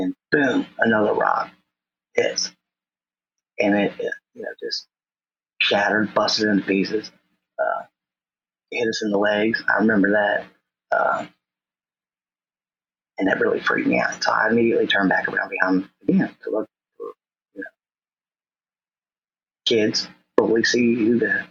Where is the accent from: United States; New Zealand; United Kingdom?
United States; Norwood; from North Norwood, my local school, my hometown